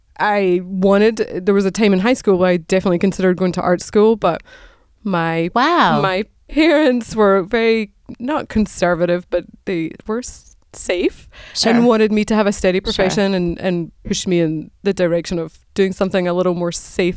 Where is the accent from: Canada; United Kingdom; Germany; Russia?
United Kingdom; Scotland; moved away as an adult; now in United States; So I grew up in Scotland, and I went to the University of Edinburgh and did nursing as my graduate degree, and moved to the States in the late 90s, and got married to an American